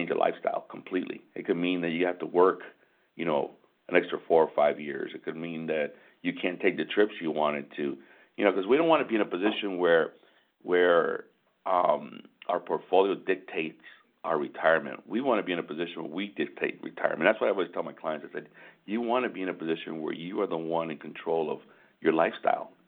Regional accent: Michigan, United States; we're from Michigan

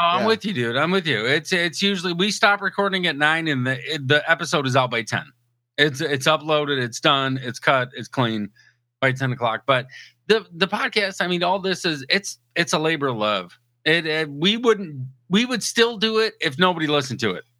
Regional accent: Port Huron, Michigan, United States; moved away as an adult; also born or lived in San Diego, California; I was born and raised over in the thumb in Port Huron

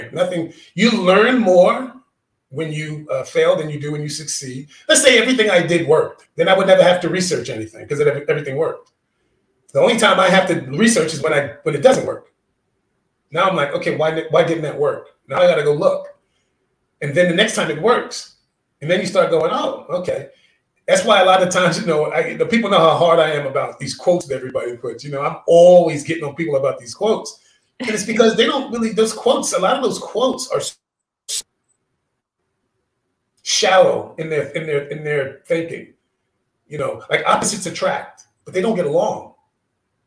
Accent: New York City, New York, United States; I'm from New York City, the Bronx

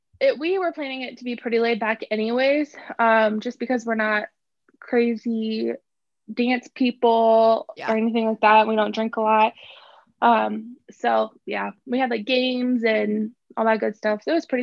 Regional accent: Fort Dodge, Iowa, United States; I did. Yeah. Born okay. and raised. Actually, oh, technically Fort not Fort Dodge. I was actually, I like grew up on a little town, Otho Colville area. Okay. It's still considered Fort Dodge, but it's really tiny.

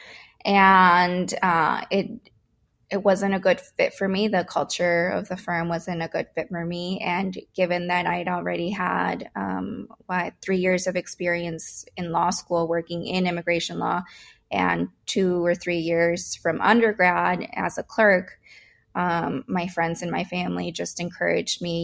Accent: Winfield, Illinois, United States; Although I was an immigrant, my family, you know, I grew up in Winfield

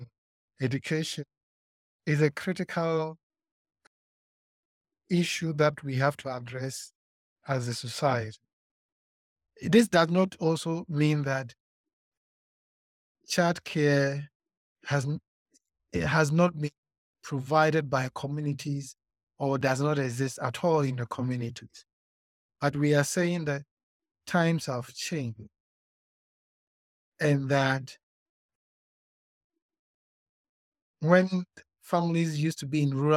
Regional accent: Ghana; now in Botswana; I'm also a Ghanaian

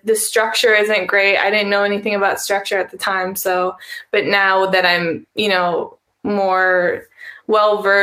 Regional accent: Wisconsin, United States; my dad, we're from Wisconsin

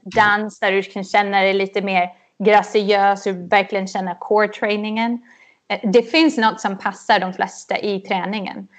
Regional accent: Huddinge, Stockholm County, Sweden; moved away as an adult; also born or lived in New York / Los Angeles; now in United States; jag är uppväxt i Huddinge utanför Stockholm. Så där bodde jag tills jag var 19 och flyttade till USA i princip.

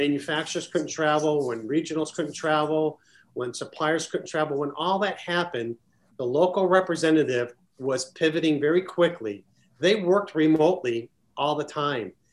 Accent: Chicago, Illinois, United States; where I grew up in Chicago

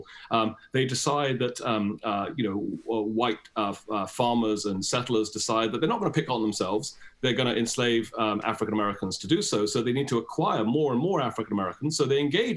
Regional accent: United Kingdom; now in United States; when I was in school in Britain in the 1980s

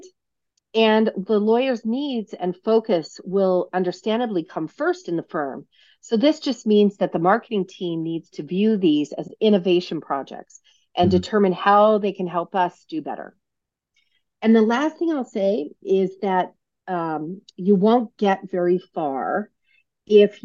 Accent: Reno, Nevada, United States; I'm from Reno, Nevada, probably one of the first people you've ever met from Reno, Nevada

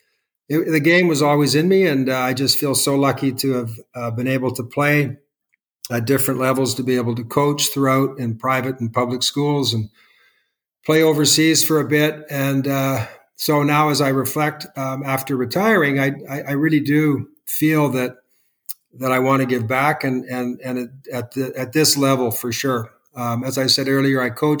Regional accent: Okanagan Valley, British Columbia, Canada; I was from the Okanagan Valley

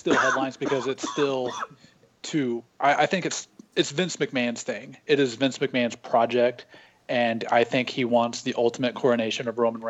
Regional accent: Missouri, United States; Just because I'm from Missouri doesn't mean I listen

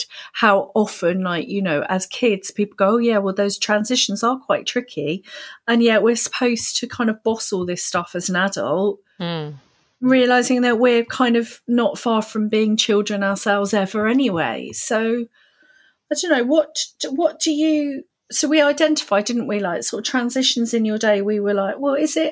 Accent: United Kingdom; as a Brit

